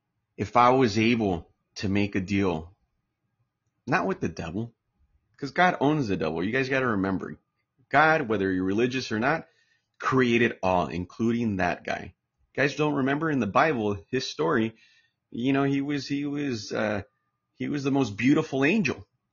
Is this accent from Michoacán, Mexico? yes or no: no; Chapala, Jalisco, Mexico; My family, my background, I'm from Chapala, Jalisco. That's where my background's from. That's where my parents are retired.